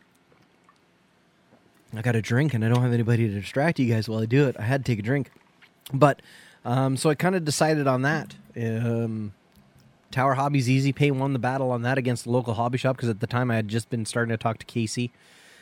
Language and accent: English; Canada; being Canadian